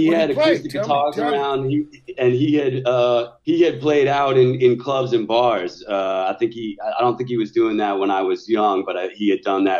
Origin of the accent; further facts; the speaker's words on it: Seattle, Washington, United States; I was growing up in Seattle at that particular time.